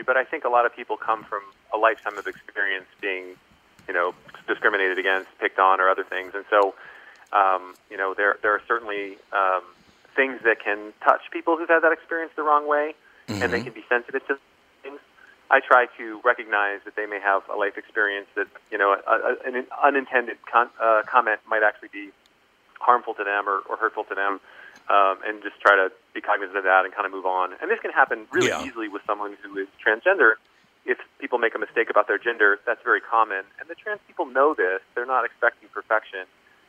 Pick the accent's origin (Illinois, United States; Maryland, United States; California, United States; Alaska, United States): Maryland, United States; Columbia; also born or lived in Pennsylvania / Virginia; You know, I was born in the East Coast and grew up in Columbia, Maryland, ended up in then Pennsylvania with my mother for some time